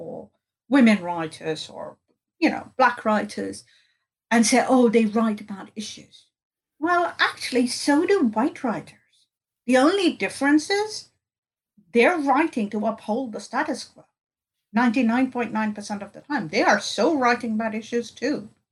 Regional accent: India; I grew up in India

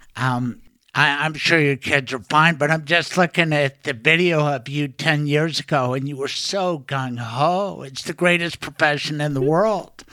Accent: Denver, Colorado, United States; I grew up in Denver

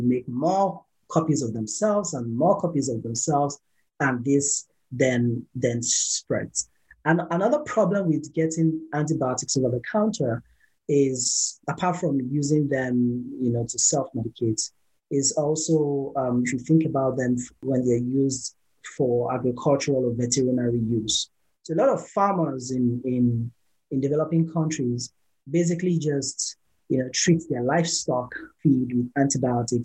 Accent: Nigeria; I come from Nigeria

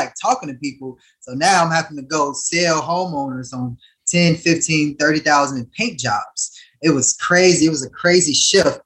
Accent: Harvey, Illinois, United States; I was born in Harvey, Illinois, a small suburb outside of, in the south side of Chicago

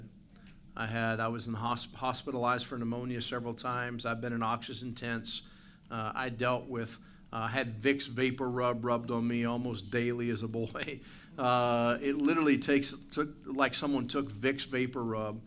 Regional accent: United States; now in Canada; I was born in the United States

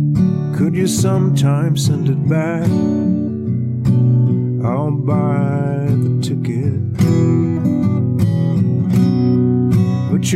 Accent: New Jersey, United States; I'm from New Jersey. I don't expect too much.

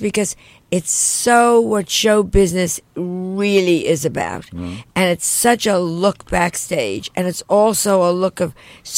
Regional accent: New York, United States; as a New York girl

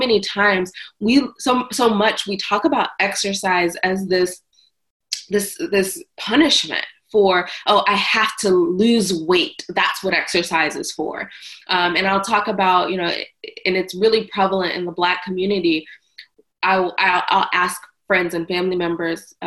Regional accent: the South, United States; I'm from the South

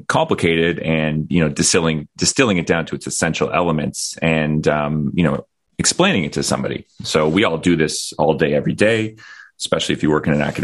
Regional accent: Ottawa, Ontario, Canada; moved away as an adult; I'm an intensivist from Ottawa, Canada. I was actually born here in Ottawa and then went off and did medical training in various places around the world. And I've settled back here over the last 9 years.

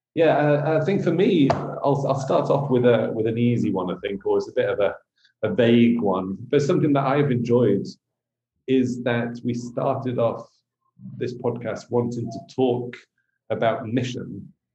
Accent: England, United Kingdom; being English an England supporter.

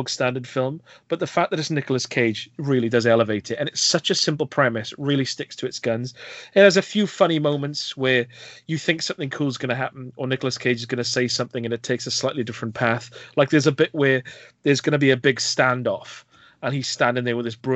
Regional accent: Welsh Valleys, Wales, United Kingdom; I hope they can understand my accent, because I am from deep within the Welsh Valleys

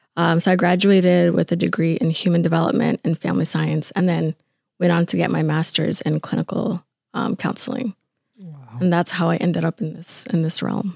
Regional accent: Atlanta, Georgia, United States; moved away as an adult; now in Minnesota, United States; I was born in Atlanta. Um, we sort of moved around, but I spent mo- a good a good chunk of my life growing up in Atlanta

